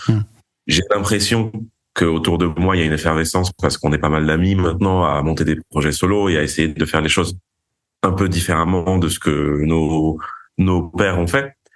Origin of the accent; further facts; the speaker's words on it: Paris, Île-de-France, France; also born or lived in Vigo, Galicia, Spain; Je suis né à Paris. J'ai grandi, enfin, ma mère est espagnole, donc j'ai grandi entre Vigo en Galice et Paris euh, en France.